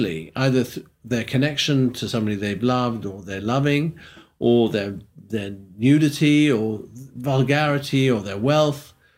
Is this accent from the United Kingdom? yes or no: yes; United Kingdom; also born or lived in London; being British